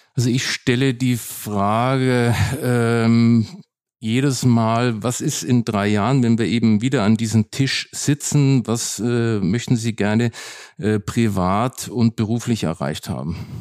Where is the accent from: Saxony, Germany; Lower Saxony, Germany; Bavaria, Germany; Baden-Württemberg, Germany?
Bavaria, Germany; Nuremberg; now in Berlin, Germany; Nürnberg bleibt meine Heimatstadt, wo ich auch ganz emotional verbunden bin